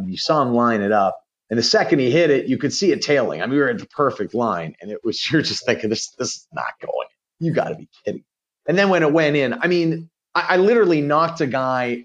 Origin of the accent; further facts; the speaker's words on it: Pittsburgh, Pennsylvania, United States; I grew up in Pittsburgh